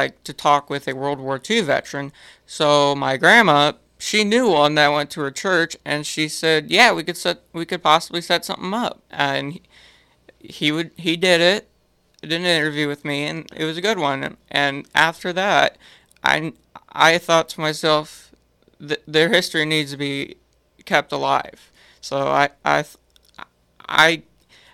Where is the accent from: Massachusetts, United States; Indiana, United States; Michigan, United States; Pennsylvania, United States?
Indiana, United States; Grovertown; I'm from Grovertown, Indiana